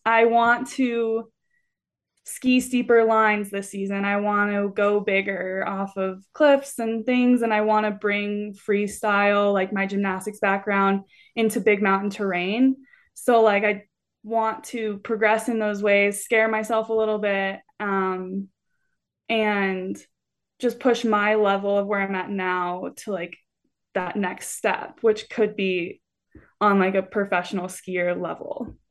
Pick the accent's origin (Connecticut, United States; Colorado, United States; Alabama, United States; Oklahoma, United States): Colorado, United States; Littleton; moved away as an adult; also born or lived in Salt Lake City, Utah; now in Carbondale, United States; I am from Colorado, um, or a suburb of Denver called Littleton, so definitely not a mountain town at all, but I grew up there doing gymnastics